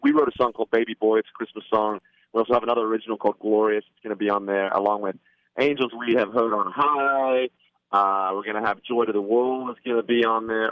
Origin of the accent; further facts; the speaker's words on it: Australia; now in Nashville, United States; my brother … and I are originally born in Australia